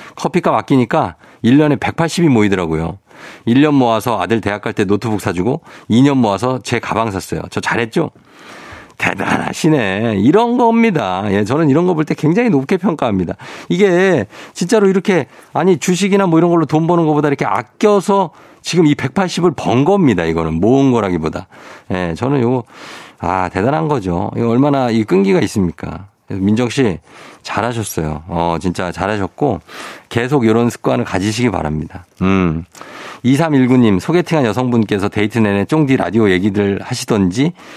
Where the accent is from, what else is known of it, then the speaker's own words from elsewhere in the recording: Chungcheong, South Korea; accent: Chungcheong dialect; 저희 할머니도 충청도 사람, 충남 금산 사람이거든요. 네. 제가 충청도 사투리를 잘 쓰는 이유가 오. 어. 제가 할머니랑 같이 살았었어요.